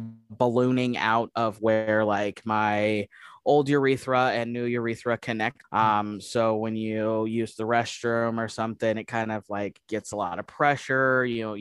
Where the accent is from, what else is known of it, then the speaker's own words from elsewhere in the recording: Colorado Springs, Colorado, United States; now in Nebraska, United States; I was raised in Colorado Springs